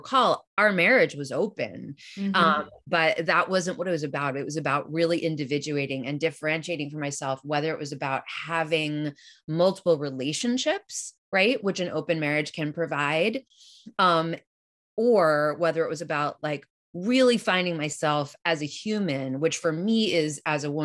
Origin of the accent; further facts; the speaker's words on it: New York City, New York, United States; moved away; also born or lived in Portland, Oregon / Boulder, Colorado; I was born and raised in New York City